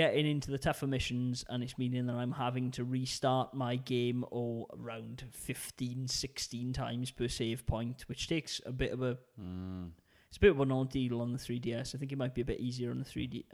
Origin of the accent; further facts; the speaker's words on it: Wales, United Kingdom; accent: Welsh; it's my Welsh accent